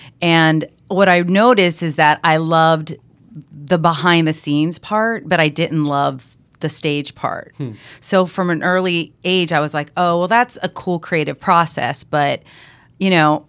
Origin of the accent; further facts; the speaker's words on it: California, United States; In the Bay Area, in the East Bay.